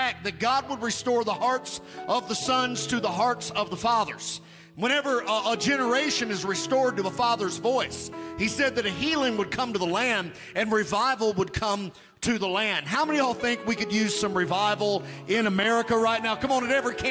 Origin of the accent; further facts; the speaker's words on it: Webster County, Kentucky, United States; I was raised in Webster County, Kentucky